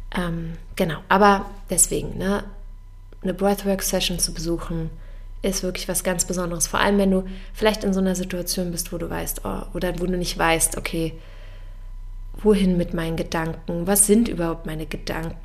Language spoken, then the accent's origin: German; Germany; bei uns in Deutschland